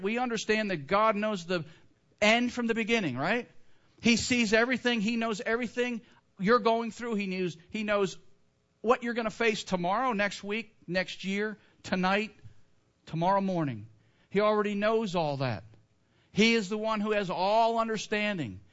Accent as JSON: {"language": "English", "region": "Northern Illinois", "country": "United States", "tie": "born or raised there", "said": "I grew up in Northern Illinois, Blackhawks fan, when I was a kid"}